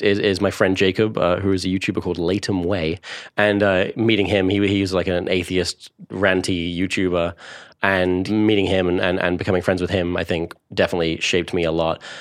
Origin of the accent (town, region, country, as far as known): Cambridge, East of England, United Kingdom; born or raised there; accent: Essex; also born or lived in Essex